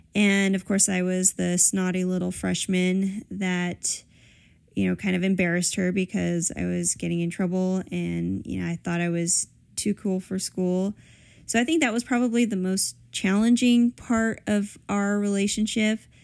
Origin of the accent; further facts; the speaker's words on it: San Pedro, California, United States; San Pedro is all we ever knew